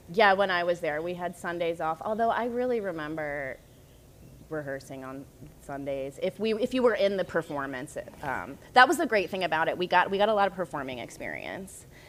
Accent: North Carolina, United States; I grew up in North Carolina

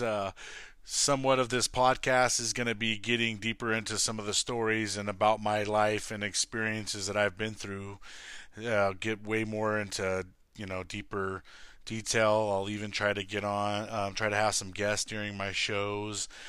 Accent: Lancaster, California, United States; born and raised in Lancaster, California.

